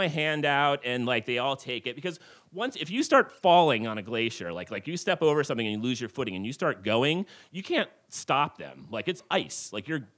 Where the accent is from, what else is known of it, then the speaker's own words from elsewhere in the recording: New Jersey, United States; now in Alaska, United States; I'm originally from New Jersey